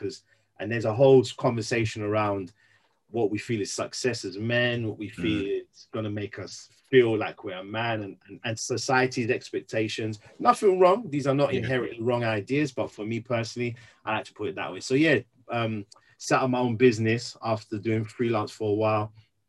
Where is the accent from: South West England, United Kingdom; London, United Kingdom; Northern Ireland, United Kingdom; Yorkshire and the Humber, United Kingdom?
London, United Kingdom; also born or lived in Birmingham; now in Wolverhampton, United Kingdom; originally from London, born and raised in London, came up to the Midlands, specifically first Birmingham, met my wife in the Midlands in Birmingham.